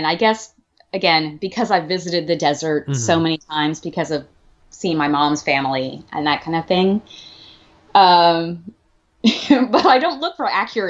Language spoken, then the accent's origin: English; Alabama, United States; I grew up in Alabama.